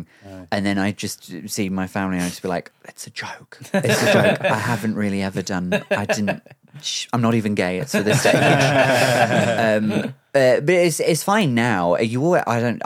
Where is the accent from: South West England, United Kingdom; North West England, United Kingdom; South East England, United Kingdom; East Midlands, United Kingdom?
South West England, United Kingdom; Cornwall; moved away; it's just where I grew up